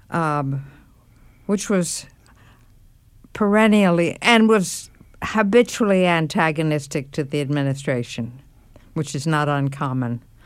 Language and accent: English; New York, United States; I should be born in what used to be called the French hospital in New York